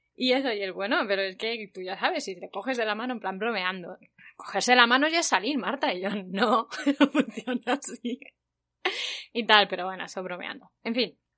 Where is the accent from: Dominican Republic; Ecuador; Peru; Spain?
Spain; now in South Korea; soy de España